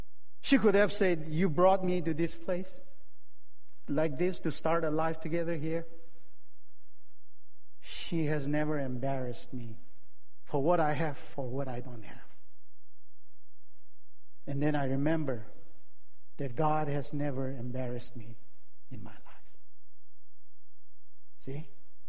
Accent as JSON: {"language": "English", "region": "Manipur", "country": "India", "also_born_or_lived": "Chicago / Michigan / Santa Clara", "moved": "yes", "said": "I'm a Naga in Manipur, Nagaland."}